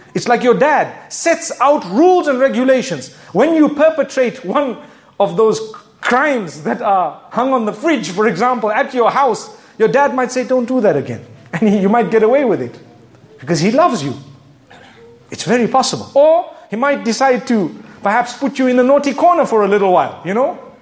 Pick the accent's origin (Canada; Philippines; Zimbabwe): Zimbabwe; I come from Zimbabwe. You can hear my accent, right?